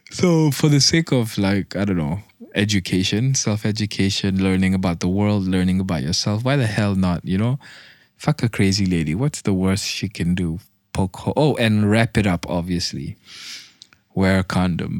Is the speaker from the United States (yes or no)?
no; Malaysia; I'm fucking Malaysian.